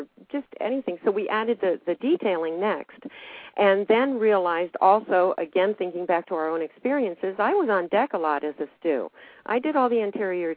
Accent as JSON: {"language": "English", "region": "Ohio", "country": "United States", "moved": "as an adult", "lives_now": "Florida, United States", "said": "I was actually from Ohio, came down to run a music store here"}